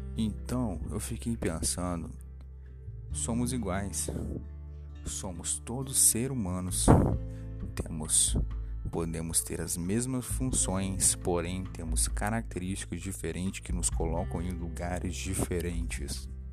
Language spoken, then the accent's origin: Portuguese; Cachoeiro de Itapemirim, Espírito Santo, Brazil; Eu sou da cidade de Cachoeira de Tucumirim Espírito Santo